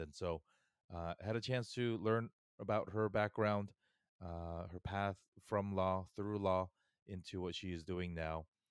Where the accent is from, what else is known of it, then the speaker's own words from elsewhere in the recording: Fullerton, California, United States; I grew up in an equally Korean neighborhood in Fullerton